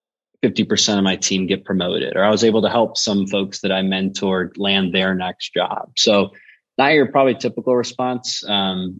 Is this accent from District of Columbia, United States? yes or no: no; Buffalo, New York, United States; now in Nashville, United States; I'm from Buffalo by way of Nashville, Tennessee now